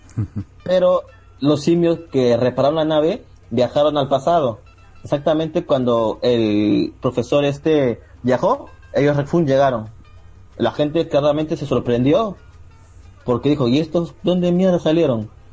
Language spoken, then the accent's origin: Spanish; Lima, Peru; soy de Lima, Perú